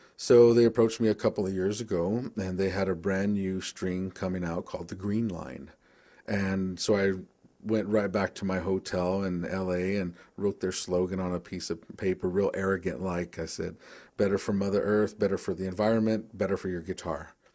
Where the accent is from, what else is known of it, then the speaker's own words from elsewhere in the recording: Tucson, Arizona, United States; I'm from the Pascuayaki tribe. in Southern Arizona, Tucson, Arizona